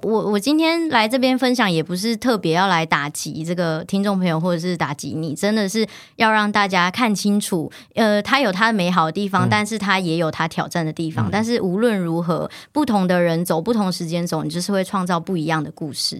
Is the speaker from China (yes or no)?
no; Taichung, Taiwan; moved away as an adult; now in Taipei, Taiwan; 我是台中人，然后就一路向往着要进入这个可能媒体产业， 然后来到台北